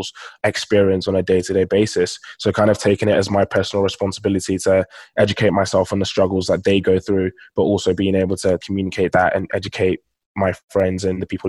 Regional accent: London, United Kingdom; also born or lived in Nigeria; So I'm Nigerian, and both my parents are Nigerian, and I was actually born in Nigeria. So I lived in Nigeria for the first 7 years of my life before moving to London here in the UK.

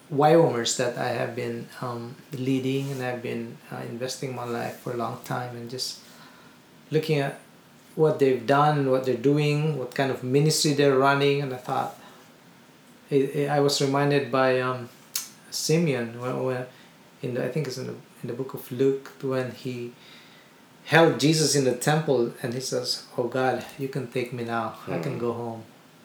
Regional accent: Philippines; also born or lived in India; in the Philippines.

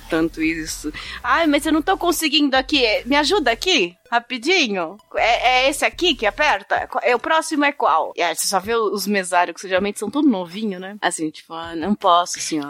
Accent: São Bernardo do Campo, São Paulo, Brazil; Eu não preciso dizer que eu sou de São Bernardo do Campo

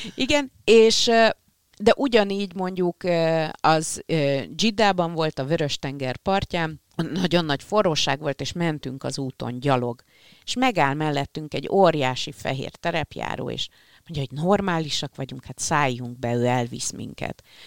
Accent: Hungary; magyarok vagyunk

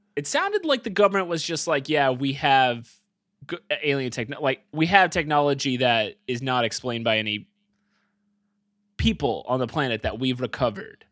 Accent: United States; But I'm American

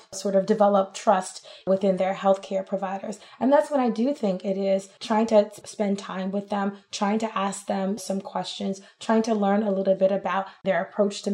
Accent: New York, United States; moved away as an adult; now in Texas, United States; I'm from New York

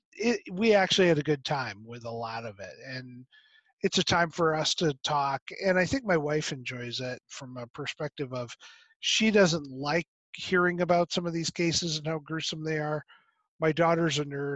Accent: Michigan, United States; moved away; also born or lived in Virginia; My son lives in Michigan, which is where I was raised. I was born in Virginia, but raised there

